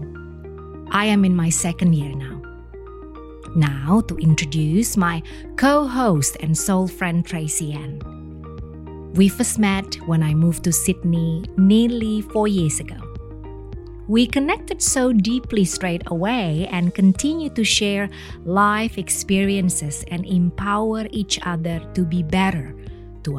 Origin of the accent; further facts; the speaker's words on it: Indonesia; moved away; I grew up in Indonesia